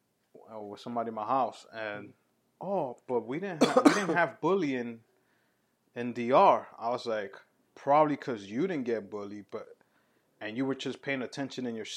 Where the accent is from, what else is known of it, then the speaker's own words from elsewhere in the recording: New York City, New York, United States; growing up in New York